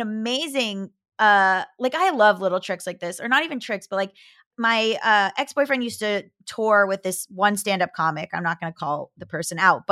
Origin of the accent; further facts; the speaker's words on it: Florida, United States; moved away; I'm from Florida, I can do it. I put on a Southern accent in certain instances